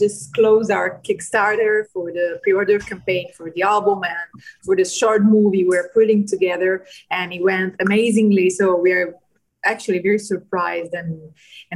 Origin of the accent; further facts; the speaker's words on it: Rome, Lazio, Italy; We are from Rome